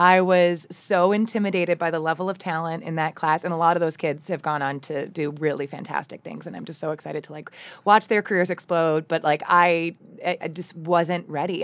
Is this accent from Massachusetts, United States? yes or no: no; Ann Arbor, Michigan, United States; also born or lived in Okemos, Michigan; I grew up in Ann Arbor, uh, in the nineties